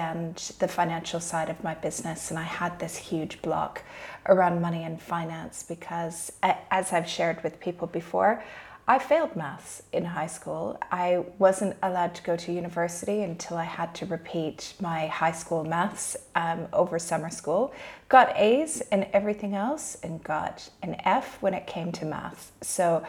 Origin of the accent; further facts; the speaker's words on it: Canada; moved away as an adult; now in Dubai, United Arab Emirates; Originally, I'm from Canada, but I've been living in Dubai for the past 14 years.